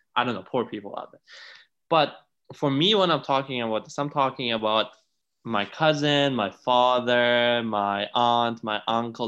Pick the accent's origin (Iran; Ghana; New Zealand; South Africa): Iran; also born or lived in Italy; now in Canada; I was born and raised in Iran in a pretty traditional family